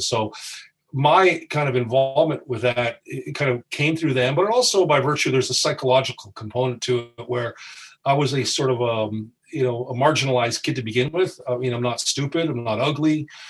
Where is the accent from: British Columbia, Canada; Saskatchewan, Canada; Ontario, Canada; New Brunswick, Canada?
Ontario, Canada; Windsor; we're all from Windsor, Canada, Ontario, Canada.